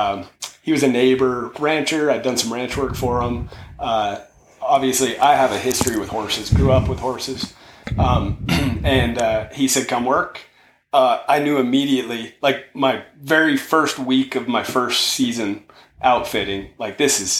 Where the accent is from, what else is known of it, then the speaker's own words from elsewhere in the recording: Sweetwater Creek, Colorado, United States; I grew up here locally on Sweetwater Creek.